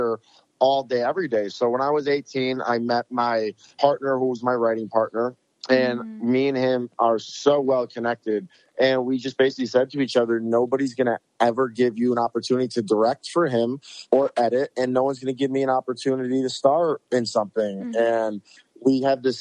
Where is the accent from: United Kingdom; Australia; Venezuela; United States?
United States; Rochester, New York; moved away as an adult; now in Los Angeles, United States; we went back to Rochester, my hometown